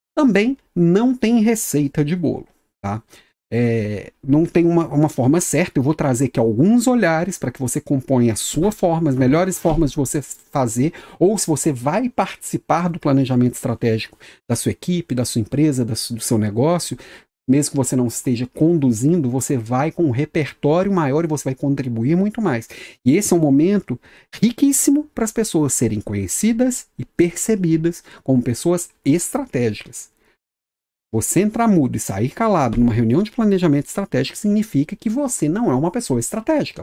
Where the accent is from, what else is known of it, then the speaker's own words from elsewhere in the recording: Minas Gerais, Brazil; accent: mineiro; now in Florianópolis, Brazil; Sou mineiro, meu sotaque não deixa, não me deixa mentir